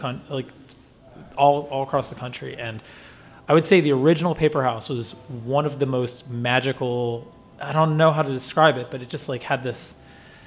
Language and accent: English; Philadelphia, Pennsylvania, United States; moved away as an adult; now in Washington, D.C., United States; I'm from Philadelphia originally.